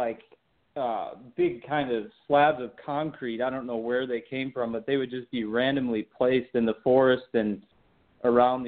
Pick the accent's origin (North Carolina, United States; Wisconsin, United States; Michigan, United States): Michigan, United States; I grew up in Michigan